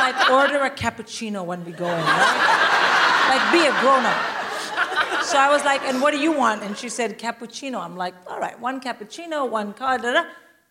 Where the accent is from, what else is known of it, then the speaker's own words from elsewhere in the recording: India; I'm Indian